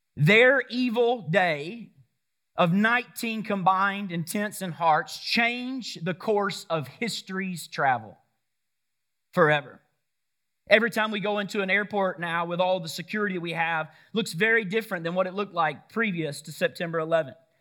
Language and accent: English; Woodstock, Georgia, United States; my hometown, right? Right here in Woodstock, Georgia